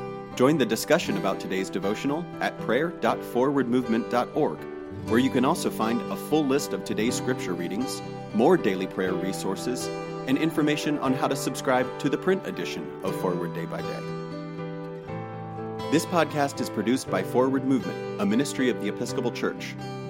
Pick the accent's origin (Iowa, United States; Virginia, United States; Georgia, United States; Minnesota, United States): Georgia, United States; My wife and I grew up in Georgia and New York City, respectively, separated by more than 900 miles.